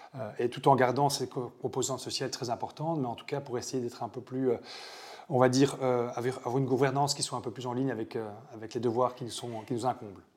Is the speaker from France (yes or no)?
no; Belgium; moved away as an adult; now in New Zealand; Je suis belge et mon sang est blanc, bleu, rouge